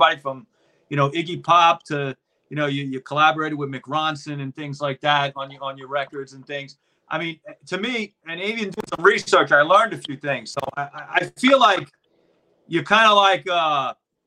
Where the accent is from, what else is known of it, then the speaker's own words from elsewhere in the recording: New York City, New York, United States; accent: Brooklyn; also born or lived in Queens; I was born in Brooklyn. Yeah. I live in Queens